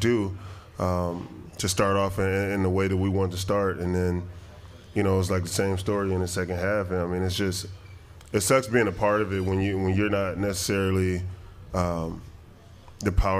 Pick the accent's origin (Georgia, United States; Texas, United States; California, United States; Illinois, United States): California, United States; Long Beach; moved away as an adult; now in Green Bay, United States; I was born in Long Beach, California. You know, I went to Long Beach Poly, then went to UCLA.